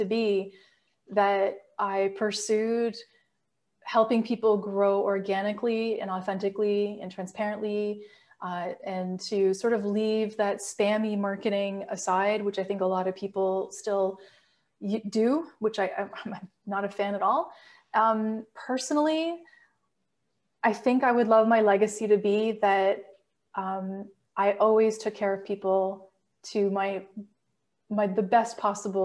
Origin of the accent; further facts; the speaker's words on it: Canada; my favorite part about being Canadian